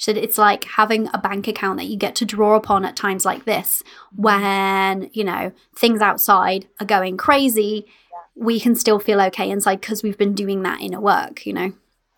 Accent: United Kingdom; We're British

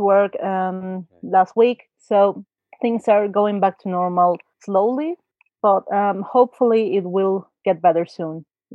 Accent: Mexico City, Mexico; I'm from Mexico City

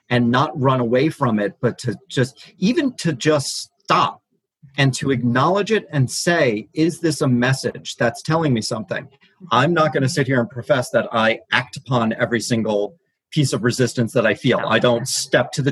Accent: Brooklyn, New York, United States; Brooklyn, New York.

